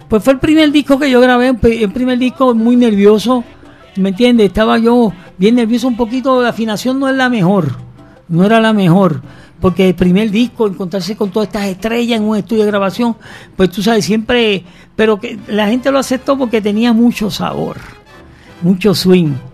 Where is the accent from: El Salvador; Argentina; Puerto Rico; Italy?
Puerto Rico; San Fernando; Vengo de San Fernando, Puerto Rico, y junto conmigo crecimos varios